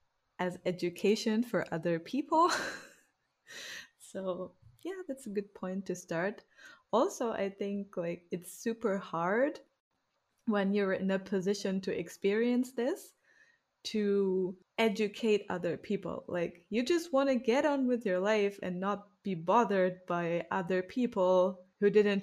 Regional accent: Romania; born there; yeah, I was born in Romania.

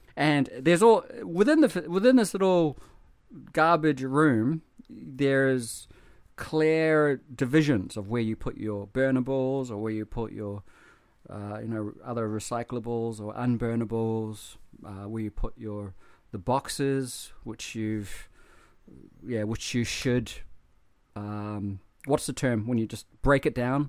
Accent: New Zealand; moved away; growing up in New Zealand

